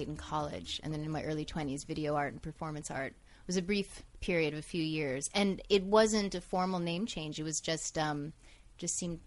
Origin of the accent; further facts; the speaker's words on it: New York City, New York, United States; I was born and raised in New York City